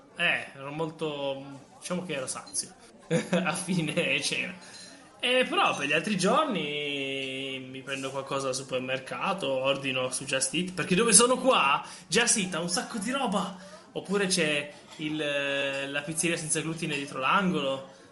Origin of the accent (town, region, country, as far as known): Lombardy, Italy